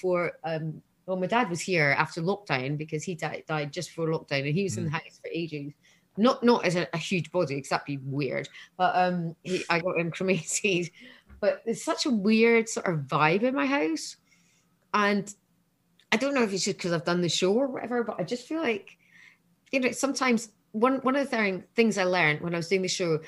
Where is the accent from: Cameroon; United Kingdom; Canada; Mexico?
United Kingdom; Scotland; I'm Scottish